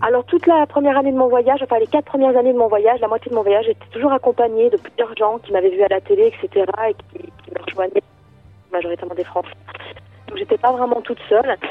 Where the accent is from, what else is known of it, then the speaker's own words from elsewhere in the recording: Lons-le-Saunier, Bourgogne-Franche-Comté, France; alors moi je suis partie de Lons-Saunier, donc c'est la ville où je suis née que je suis partie, voilà, de, moi j'habite à la campagne, à 25 km à peu près de cette ville.